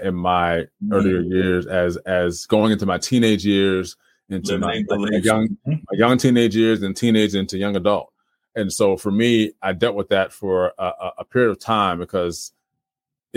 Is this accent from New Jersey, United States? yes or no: yes; Trenton, New Jersey, United States; moved away as an adult; Trenton, born and raised, and lived there for about 20 plus years of my life